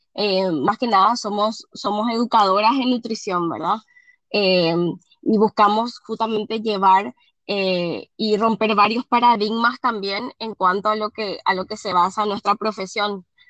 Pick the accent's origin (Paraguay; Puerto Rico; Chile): Paraguay; Asunción; Yo soy de Paraguay, de Asunción, Paraguay, soy nutricionista